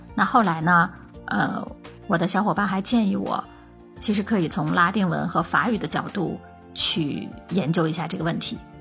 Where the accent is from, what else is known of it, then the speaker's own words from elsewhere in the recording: China; 我们中国人